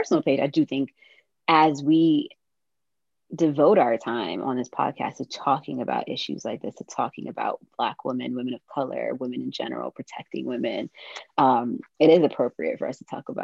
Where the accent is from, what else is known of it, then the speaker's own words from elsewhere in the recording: New York City, New York, United States; also born or lived in London; I'm from Brooklyn